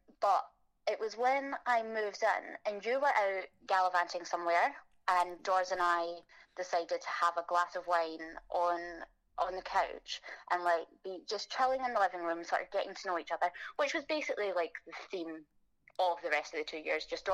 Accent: Scotland, United Kingdom; moved away as an adult; now in London, United Kingdom; probably guessed by now that I'm Scottish, so that's where I'm from

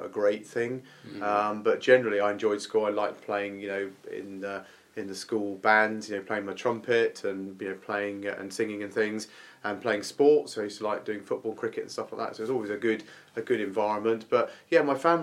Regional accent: Isle of Wight, South East England, United Kingdom; I grew up on the Isle of Wight

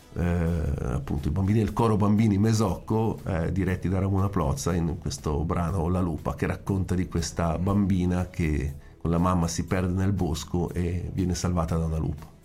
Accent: Italian Switzerland, Switzerland; ho anche avuto l'occasione di organizzare eventi dalle mie parti in, eh, nella Svizzera italiana

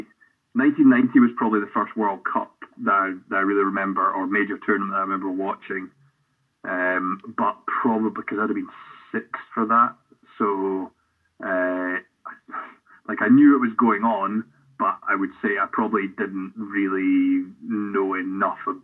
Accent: Helensburgh, Scotland, United Kingdom; I grew up in Helensburgh, just west of Glasgow

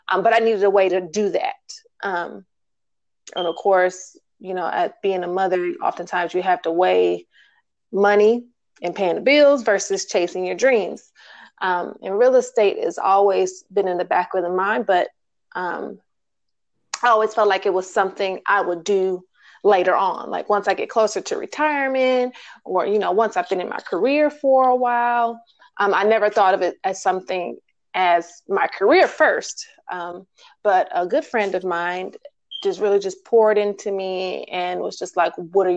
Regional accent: Milwaukee, Wisconsin, United States; moved away as an adult; now in Atlanta, United States; I'm originally from Milwaukee, but I left Milwaukee and moved to Georgia about 12 or 13 years ago.

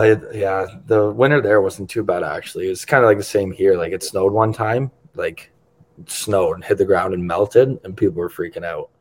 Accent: Toronto, Ontario, Canada; I'm from Toronto, like you said, so it's like people live and die by the sword for the Leafs

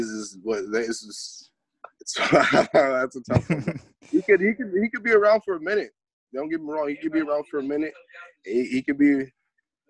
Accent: Orange County, California, United States; also born or lived in Anaheim; I'm from Orange County. West Santa, born and raised

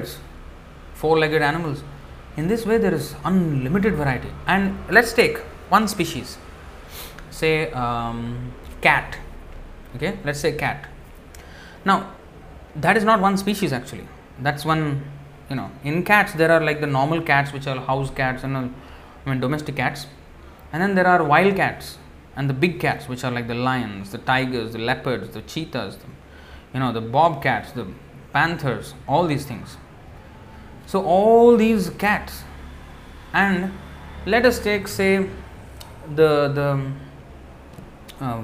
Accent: Hyderabad, Telangana, India; I am from Hyderabad, right? Andhra.

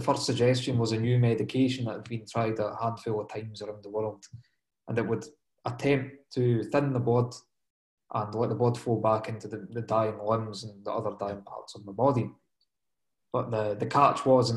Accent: Dundee, Scotland, United Kingdom; I'm from Dundee in Scotland myself

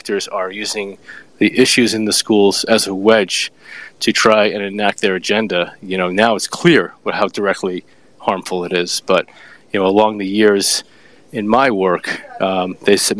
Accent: New York, United States; I'm from New York, but I'm in South Carolina

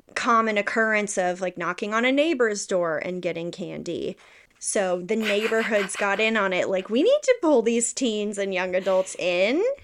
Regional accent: the South, United States; I grew up in the South

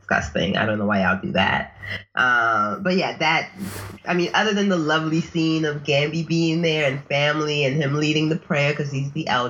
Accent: New York City, New York, United States; I'm a New Yorker, y'all

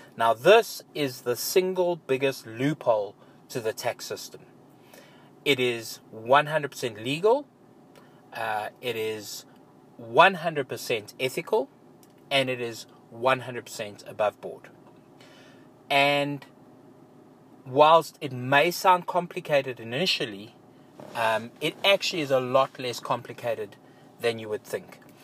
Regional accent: South Africa; my home country as an example in South Africa

